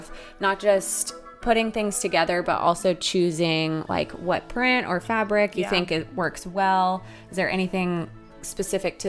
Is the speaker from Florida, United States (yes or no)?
no; North Carolina, United States; Court and I are both from North Carolina